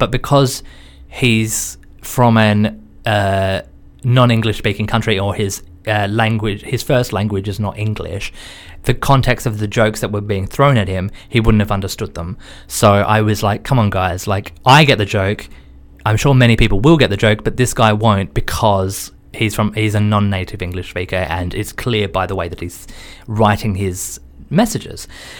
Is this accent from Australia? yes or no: yes; Australia; now in London, United Kingdom; so for me, being an Australian